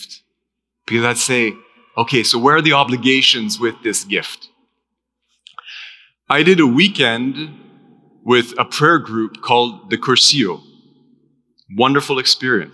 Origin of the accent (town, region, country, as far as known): Canada; also born or lived in United States